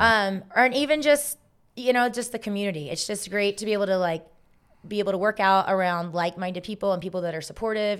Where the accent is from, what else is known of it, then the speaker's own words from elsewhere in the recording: Augusta, Georgia, United States; moved away; also born or lived in South Carolina; I'm from Augusta, Georgia, home of the Masters. So we live five minutes from the Augusta